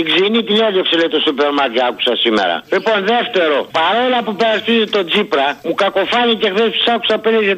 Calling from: Thessaloniki, Central Macedonia, Greece; από Θεσσαλονίκη.

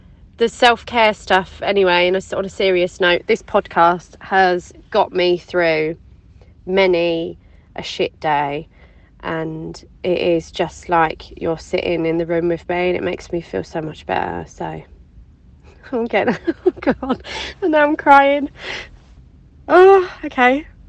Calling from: Harlow, East of England, United Kingdom; I'm calling from Tesco Car Park in Harlow, Essex.

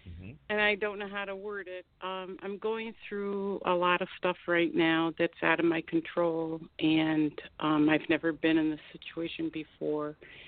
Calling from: Miami, Florida, United States; from Miami, Florida.

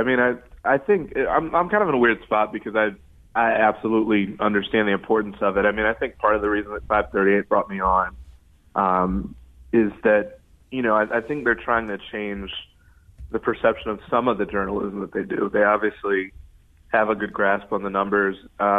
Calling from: Chicago, Illinois, United States

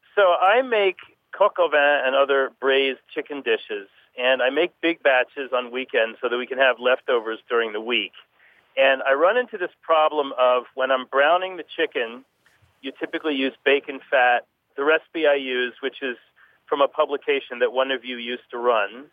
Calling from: New York City, New York, United States; I'm calling from New York City.

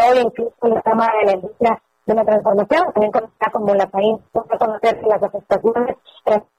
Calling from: Monterrey, Nuevo León, Mexico; Pues aquí ya te salimos desde Monterrey

